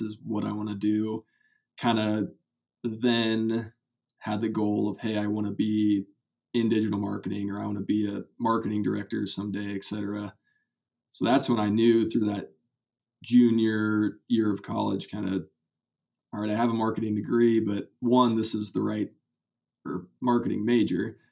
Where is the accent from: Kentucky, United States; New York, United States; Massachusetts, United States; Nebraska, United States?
Nebraska, United States; Kearney; I'm from Kearney, Nebraska. Went to Kearney High